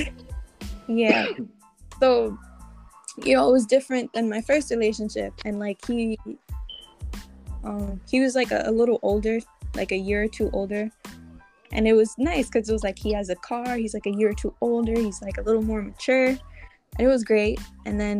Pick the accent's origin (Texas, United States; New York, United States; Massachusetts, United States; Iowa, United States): New York, United States; New York City; I'm from Brooklyn